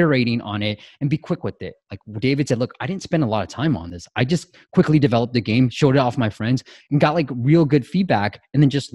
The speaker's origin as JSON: {"language": "English", "country": "Myanmar", "tie": "born or raised there", "moved": "yes", "said": "I was born in Burma."}